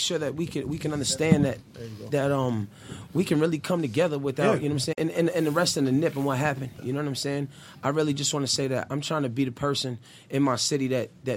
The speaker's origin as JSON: {"language": "English", "region": "West Coast", "country": "United States", "said": "I was from the West Coast"}